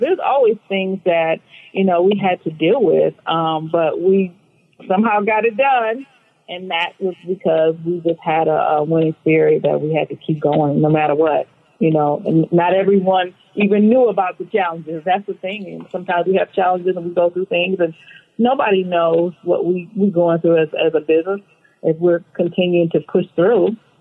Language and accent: English; Flint, Michigan, United States; moved away as an adult; now in California, United States; I grew up in Flint, Michigan. Um, so I've been, I grew up there and moved here in my mid 30s into California